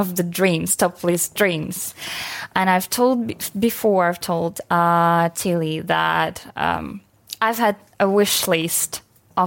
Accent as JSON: {"language": "English", "country": "Ukraine", "also_born_or_lived": "Kyiv", "second_language": "English", "moved": "as an adult", "lives_now": "United Kingdom", "said": "it could be really nice to have Ukrainian in your family, because we are mostly, like, fairly open and really nice people"}